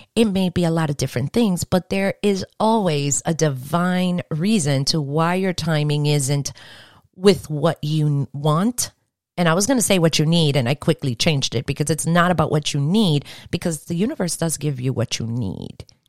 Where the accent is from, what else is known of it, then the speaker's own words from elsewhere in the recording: New York, United States; I'm from New York